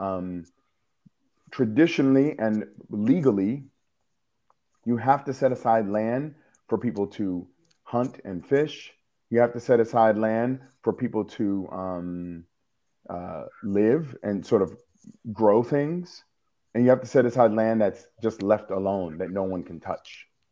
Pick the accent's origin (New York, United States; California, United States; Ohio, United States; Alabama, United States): New York, United States; New York City; I am a New Yorker